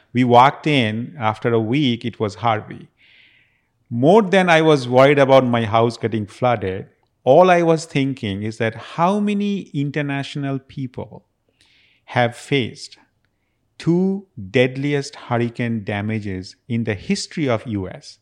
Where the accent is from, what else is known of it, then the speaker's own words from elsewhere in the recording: Kolkata, West Bengal, India; moved away as an adult; also born or lived in Las Vegas, United States; now in Houston, United States; I actually came back to my hometown in Calcutta